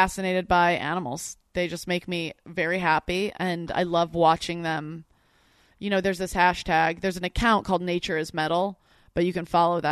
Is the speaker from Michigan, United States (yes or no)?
yes; Michigan, United States; I'm from Michigan, so there's a lot of deer